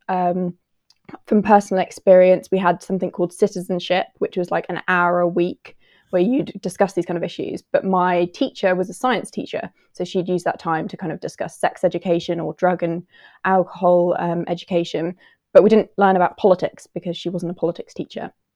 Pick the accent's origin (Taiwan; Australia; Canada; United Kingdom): United Kingdom; I'm from the U K